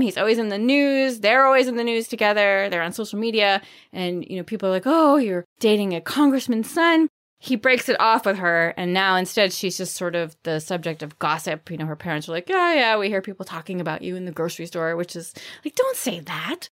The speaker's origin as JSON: {"language": "English", "region": "Maine", "country": "United States", "tie": "born or raised there", "said": "I'm from Maine"}